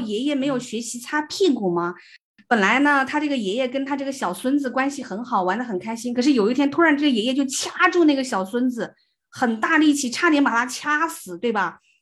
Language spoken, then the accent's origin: Chinese; the South, southern China, China; 我们是南方人嘛，就嗯，从嗯。小都生活在比较热，比如说冬天还不见得会下雪